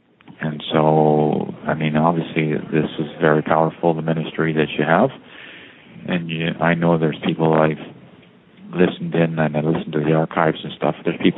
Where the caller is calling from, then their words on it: Toronto, Ontario, Canada; I'm calling from Toronto.